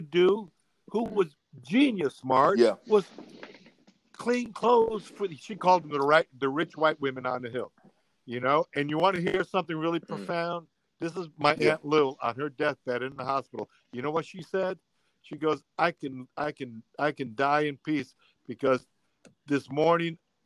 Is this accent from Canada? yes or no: no; New Jersey, United States; also born or lived in La Spezia, Italy; now in New England, United States; I live in New England now, but I grew up in Jersey